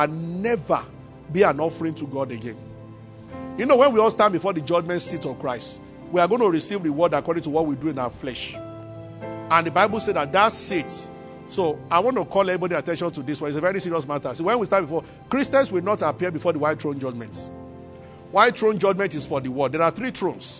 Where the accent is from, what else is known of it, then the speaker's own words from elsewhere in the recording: Abeokuta, Ogun State, Nigeria; moved away as an adult; also born or lived in Ibadan / Kaduna; now in Lagos, Nigeria; I grew up in Abeokuta and I went to the University of Ibadan